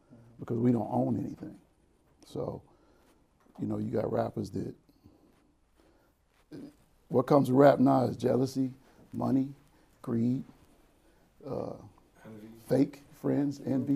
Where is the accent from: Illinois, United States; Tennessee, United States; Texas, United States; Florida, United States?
Illinois, United States; Chicago; born and raised in Chicago